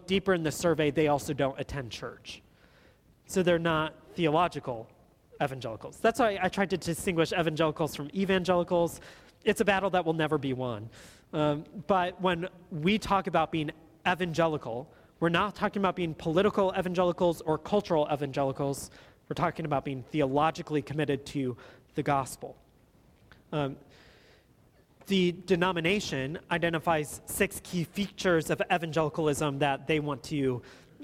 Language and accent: English; Watertown, Wisconsin, United States; the town that I grew up in Watertown, Wisconsin